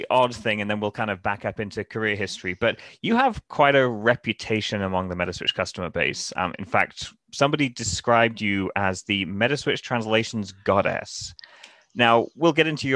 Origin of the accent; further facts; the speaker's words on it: Newcastle, United Kingdom; moved away as an adult; now in San Francisco Bay Area, United States; I grew up in England. We've got castles. I grew up in a town called, or near a town called Newcastle